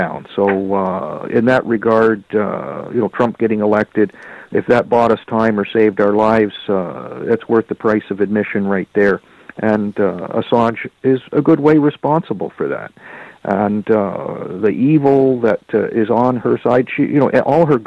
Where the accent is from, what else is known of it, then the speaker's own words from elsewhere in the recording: Canada; I'm a Canadian